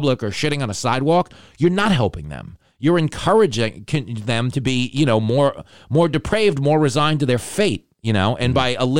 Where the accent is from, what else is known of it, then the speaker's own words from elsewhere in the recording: New York City, New York, United States; a New Yorker